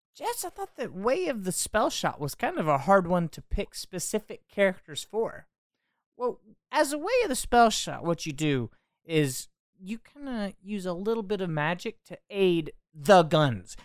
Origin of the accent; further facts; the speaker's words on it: United States; as an American